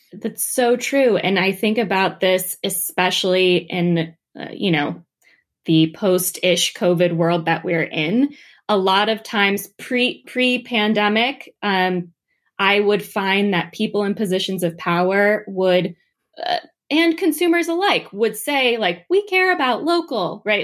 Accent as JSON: {"language": "English", "region": "New Jersey", "country": "United States", "also_born_or_lived": "Washington, D.C.", "moved": "as an adult", "said": "I'm from New Jersey. I'm from a small farm town"}